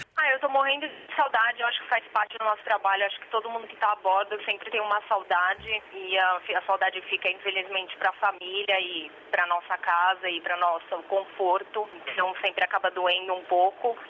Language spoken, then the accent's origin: Portuguese; Santos, São Paulo, Brazil; moved away; Eu sou do Brasil, do estado de São Paulo. Eu sou da costa, na realidade, Santos